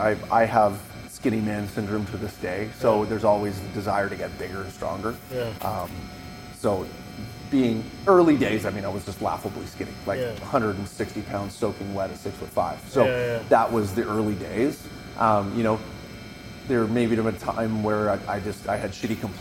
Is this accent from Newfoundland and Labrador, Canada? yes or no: no; Vancouver Island, British Columbia, Canada; So I come from Vancouver Island. I come from a family that did not have a lot of money.